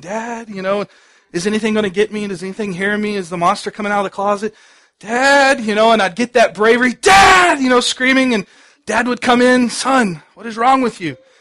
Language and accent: English; Dallas, Texas, United States; I grew up in Dallas